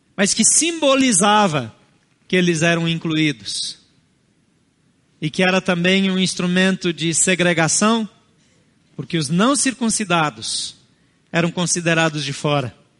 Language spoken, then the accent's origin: Portuguese; Brazil; Portuguese is a second language; Meus avós não foram brasileiros, nem paternos nem maternos. Talvez os seus também não. Isso não nos torna mais ou menos brasileiros